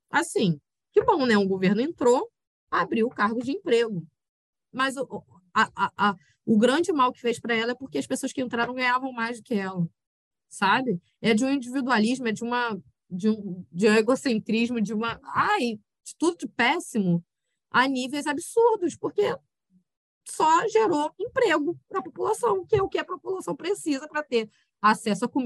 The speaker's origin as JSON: {"language": "Portuguese", "region": "Rio de Janeiro", "country": "Brazil", "said": "de Janeiro é uma instituição falida que tá foda de, de aguentar e de, de sustentar, né, em dizer que sou carioca."}